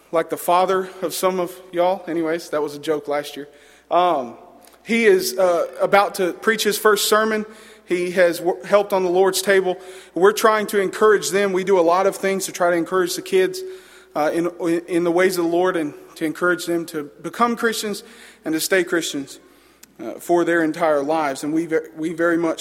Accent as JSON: {"language": "English", "town": "Arab", "region": "Alabama", "country": "United States", "moved": "as an adult", "lives_now": "Middle Georgia, United States", "said": "I am from Arab, Alabama"}